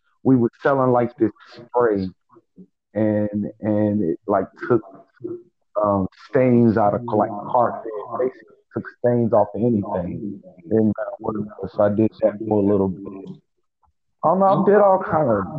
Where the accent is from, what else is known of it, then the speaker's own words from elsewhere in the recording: Kansas City, Missouri, United States; moved away; also born or lived in Clearfield, Utah / Minneapolis, Minnesota / Camden, New Jersey / Mount Holly, New Jersey; I'm originally from Kansas City, Missouri. I was born in 1981